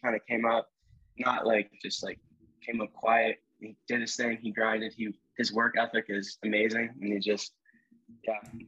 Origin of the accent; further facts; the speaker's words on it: Ohio, United States; We're the kids from Ohio